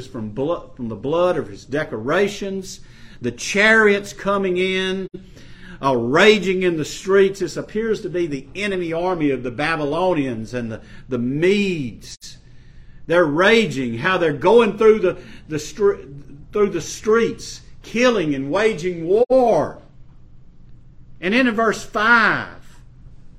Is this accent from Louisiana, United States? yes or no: yes; Ferriday, Louisiana, United States; the little town I was brought up in North Louisiana, Faraday, Louisiana